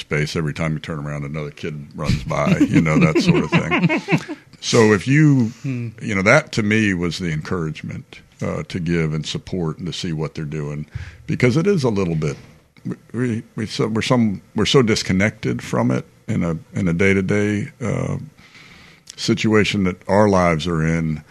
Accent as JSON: {"language": "English", "town": "Arlington", "region": "Virginia", "country": "United States", "tie": "born or raised there", "said": "I grew up in Arlington, Virginia"}